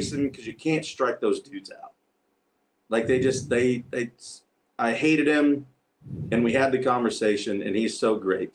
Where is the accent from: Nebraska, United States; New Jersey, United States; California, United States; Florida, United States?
Nebraska, United States; moved away as an adult; I'm a kid from Nebraska